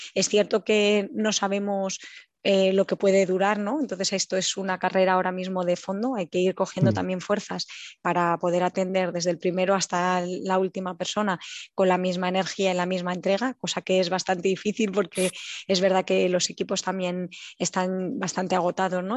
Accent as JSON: {"language": "Spanish", "town": "Ávila", "region": "Castile and León", "country": "Spain", "tie": "born or raised there", "moved": "as an adult", "lives_now": "Warsaw, Poland", "said": "nací en Ávila"}